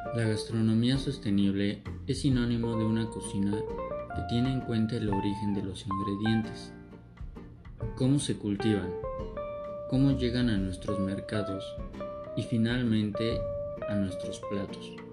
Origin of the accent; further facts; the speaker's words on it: Mexico; nosotros como mexicanos